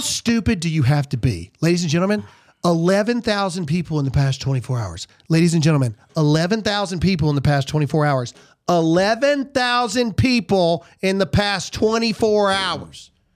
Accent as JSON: {"language": "English", "region": "the American South", "country": "United States", "said": "I'm a Southerner"}